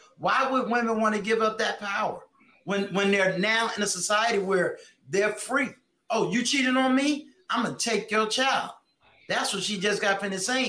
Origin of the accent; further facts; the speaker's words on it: New York, United States; I'm from New York